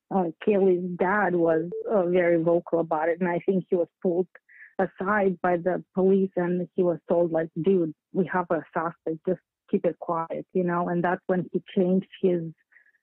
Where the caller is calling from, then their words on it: Lancaster County, Pennsylvania, United States; moved away as an adult; also born or lived in Europe; I'm calling from Pennsylvania, from Lancaster County